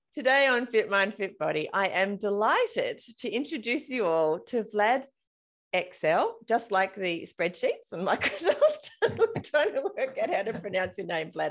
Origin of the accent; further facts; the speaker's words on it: Australia; I'm Australian, and we often get confused with South African.